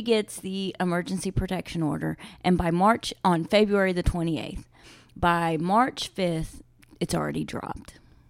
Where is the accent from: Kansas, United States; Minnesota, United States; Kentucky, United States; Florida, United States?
Kentucky, United States; Ashland; my hometown in Ashland.